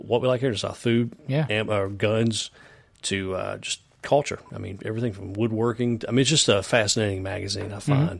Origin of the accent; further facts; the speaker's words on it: South Carolina, United States; now in Charlotte, United States; South Carolina, which is my home state.